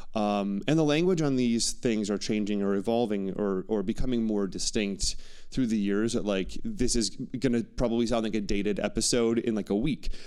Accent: Wauwatosa, Wisconsin, United States; I would never say I'm from the Milwaukee or the Wauwatosa," my suburb

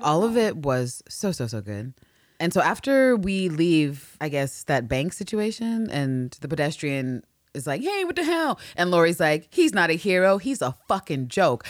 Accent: New York, United States; I'm a New Yorker

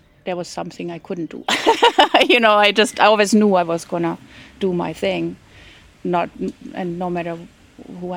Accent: Franconia, Bavaria, Germany; English is a second language; moved away as an adult; also born or lived in North Rhine-Westphalia, Germany / Nova Scotia, Canada; now in Pietrasanta, Italy; I was born in Germany, in southern Germany, in Franconia, part of Bavaria, where good wine comes from. I grew up very dedicated to that region. And then when I was 10, we moved further up in Germany. Then I was in North Rhine-Westphalia

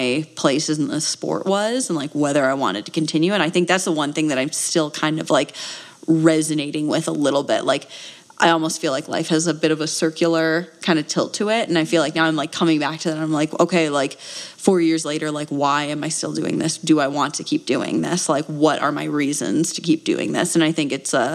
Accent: Wisconsin, United States; now in Flagstaff, United States; I am from Wisconsin originally

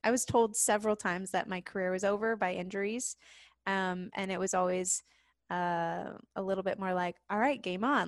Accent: South Lake Tahoe, California, United States; moved away; I grew up in this place called South Lake Tahoe, California, which is this mountain town

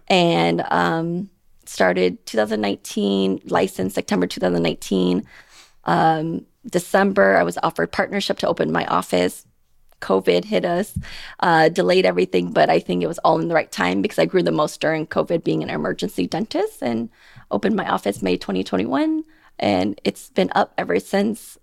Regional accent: Portland, Oregon, United States; moved away as an adult; also born or lived in Thailand; now in Las Vegas, United States; I'm from Portland, Oregon

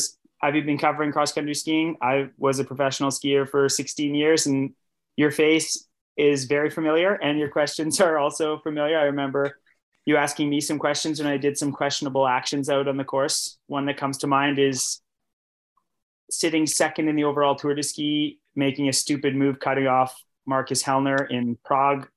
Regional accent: Canada; I'm a Canadian

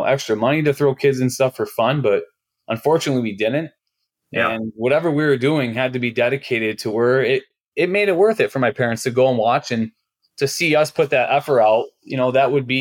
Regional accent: Oxford, Michigan, United States; I'm from Oxford, Michigan, and I'm the youngest of six kids

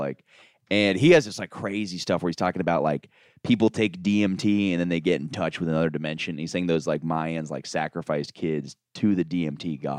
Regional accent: Florida, United States; moved away; I'm from Florida

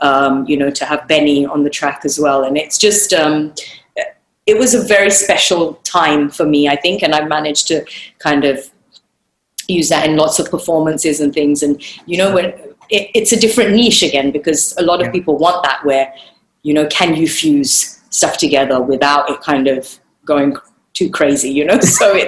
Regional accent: India; I'm Indian, I'm Marathi, but I've grown up in that world

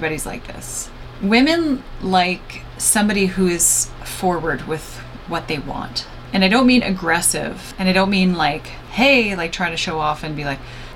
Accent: Canada; I'm Canadian.

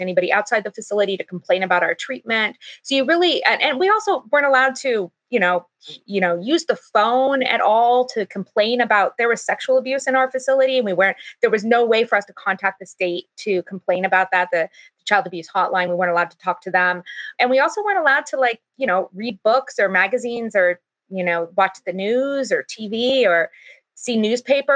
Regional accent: California, United States; also born or lived in Utah; I'm from California, and I was sent by my school district, funded to be sent to Utah

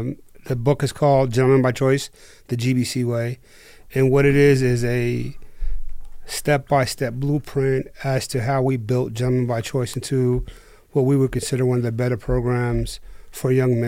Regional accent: New Jersey, United States; moved away; I'm originally from New Jersey.

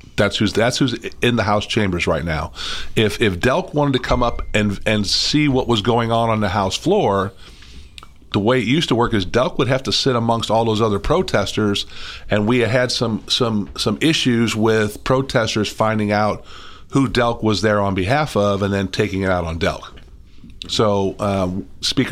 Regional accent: St. Louis, Missouri, United States; moved away as an adult; also born or lived in Madison, Wisconsin / Atlanta; now in Nashville, United States; When I was growing up, I grew up in St. Louis, and we had snow

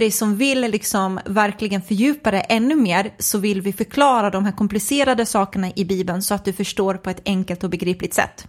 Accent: Nacka, Stockholm County, Sweden; är uppvuxen i en förort i Stockholm, en förort som heter Fisksätra

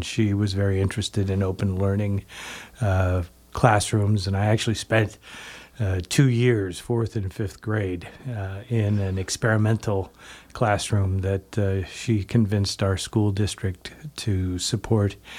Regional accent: Canby, Oregon, United States; moved away; I grew up, uh, in Canby, Oregon

